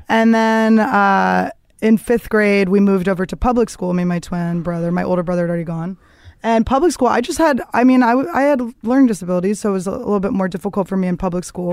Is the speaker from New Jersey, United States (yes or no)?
no; Philadelphia, Pennsylvania, United States; moved away; also born or lived in Greenpoint, Brooklyn, New York; I grew up in the suburbs of Philadelphia